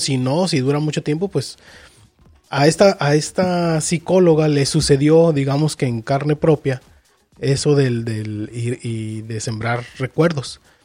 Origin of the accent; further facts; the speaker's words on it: Mexico; nosotros que somos de México.